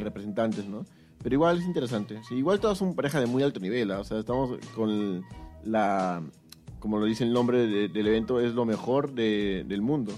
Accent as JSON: {"language": "Spanish", "country": "Peru", "said": "como peruanos queremos que nuestros representantes eh, hagan un papel"}